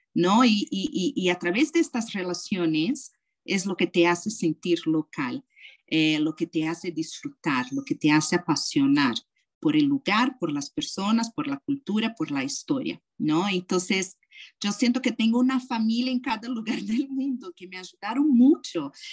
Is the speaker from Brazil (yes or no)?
yes; Brazil; moved away; also born or lived in United States / California; ser brasileira, pero también soy americana